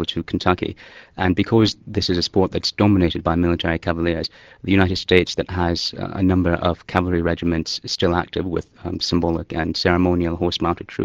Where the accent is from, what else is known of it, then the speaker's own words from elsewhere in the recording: Canada; as a Canadian